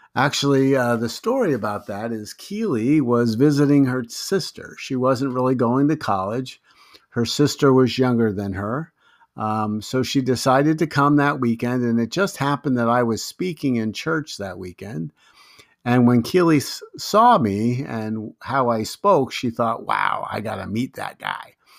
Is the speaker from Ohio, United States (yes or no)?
no; Long Island, New York, United States; also born or lived in Brooklyn, New York / White Plains, New York; I was born in Brooklyn, New York. You know, I lived in Lo-, on Long Island, New York until the ninth grade, and then I moved to White Plains, New York, where I actually finished high school